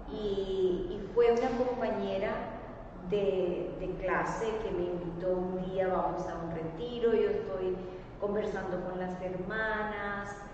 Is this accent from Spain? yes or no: no; Colombia; moved away as an adult; also born or lived in South Korea; now in Washington, D.C., United States; soy colombiana. estoy aquí en los Estados Unidos hace más o menos unos 18 ah, años en el área metropolitana de Washington, D.C.